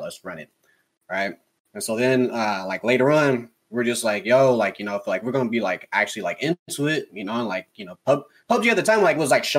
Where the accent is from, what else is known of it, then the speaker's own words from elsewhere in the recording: California, United States; moved away as an adult; now in Kentucky, United States; I'm from California